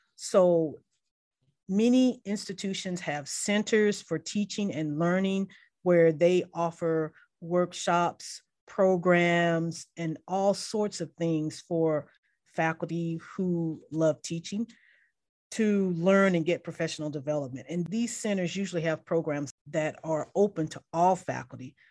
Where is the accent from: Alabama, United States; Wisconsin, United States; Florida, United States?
Alabama, United States; Mobile; I grew up in Mobile, Alabama